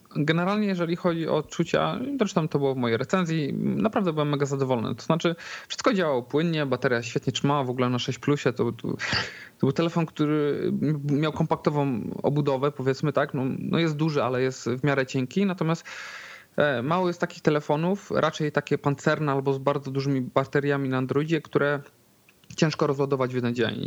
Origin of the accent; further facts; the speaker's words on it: Poznań, Greater Poland, Poland; jestem akurat z Poznania